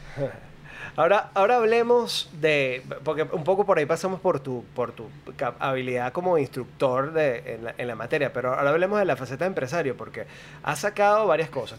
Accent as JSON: {"language": "Spanish", "town": "Caracas", "region": "Capital District", "country": "Venezuela", "tie": "born or raised there", "moved": "as an adult", "said": "yo nací y crecí en Caracas, luego decidí mudarme al, mar"}